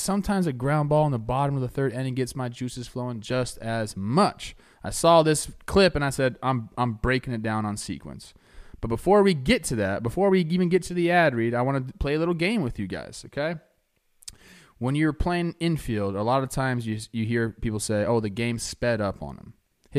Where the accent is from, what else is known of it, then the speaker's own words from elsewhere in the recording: Florida, United States; This is my city. I'm from Florida, baby.